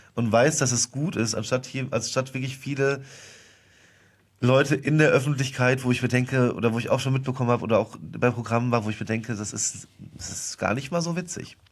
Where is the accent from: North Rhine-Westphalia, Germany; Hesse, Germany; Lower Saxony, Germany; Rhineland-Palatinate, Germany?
Rhineland-Palatinate, Germany; Westerwald; moved away as an adult; now in Cologne, Germany; Ich komme ja gebürtig aus dem Westerwald